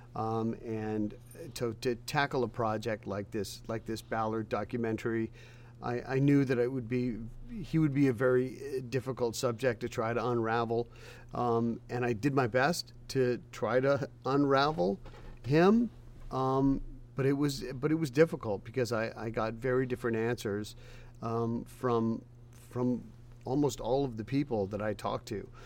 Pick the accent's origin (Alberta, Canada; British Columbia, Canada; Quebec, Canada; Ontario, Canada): British Columbia, Canada; Vancouver; now in Nashville, United States; I was born and raised in Vancouver